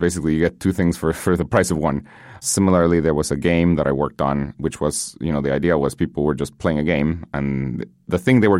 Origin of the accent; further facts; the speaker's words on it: Guatemala; English is a second language; I grew up in Guatemala. Learning English was a huge thing.